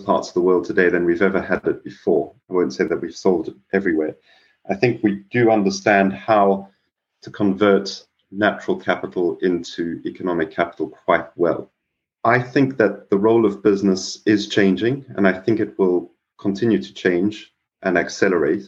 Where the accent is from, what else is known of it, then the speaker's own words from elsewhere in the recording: South Africa; moved away; also born or lived in Mumbai, India; growing up in South Africa